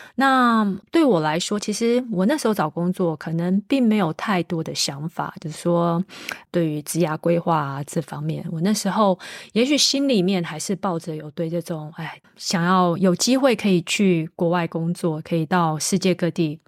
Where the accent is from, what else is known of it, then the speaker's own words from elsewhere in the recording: Taiwan; moved away as an adult; also born or lived in United States / United Kingdom; now in Italy; 我是个台湾土生土长的小朋友